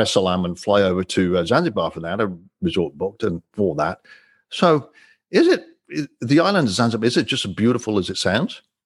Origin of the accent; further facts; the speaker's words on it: Coventry, West Midlands, United Kingdom; I'm from England, as you know, born and raised in Coventry